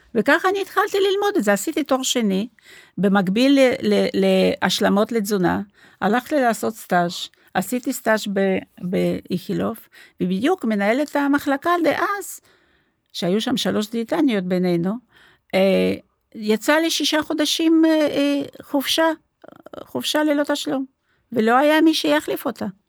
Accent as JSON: {"language": "Hebrew", "region": "Moscow", "country": "Russia", "tie": "born or raised there", "also_born_or_lived": "Rehovot, Israel", "second_language": "Hebrew", "moved": "as an adult", "lives_now": "Israel", "said": "אני הרי לא נולדתי פה, נולדתי במוסקבה, באתי לפה בגיל 25"}